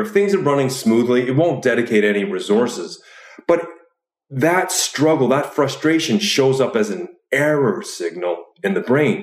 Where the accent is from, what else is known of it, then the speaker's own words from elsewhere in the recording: Canada; moved away as an adult; also born or lived in Chicago; now in Oslo, Norway; I'm originally from Canada, but I did my grad studies in Chicago.